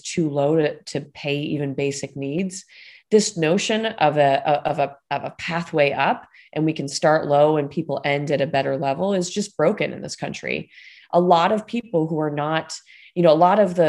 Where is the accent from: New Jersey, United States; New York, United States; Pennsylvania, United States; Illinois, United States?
New York, United States; Buffalo; now in Washington, D.C., United States; I'm from Buffalo, New York